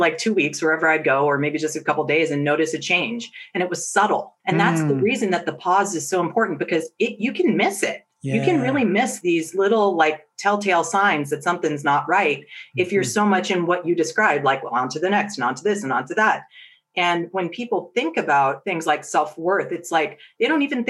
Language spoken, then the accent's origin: English; Silicon Valley, California, United States; I grew up in Silicon Valley